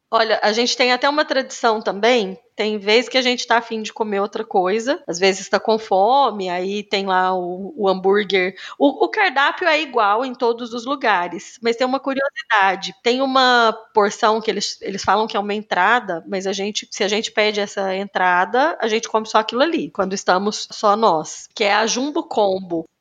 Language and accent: Portuguese; Cássia, Minas Gerais, Brazil; eu sou de Cássia, no interior de Minas Gerais